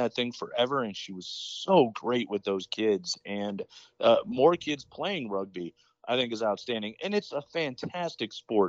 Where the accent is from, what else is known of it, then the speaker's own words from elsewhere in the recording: Chicago, Illinois, United States; now in Denver, United States; I grew up outside of Chicago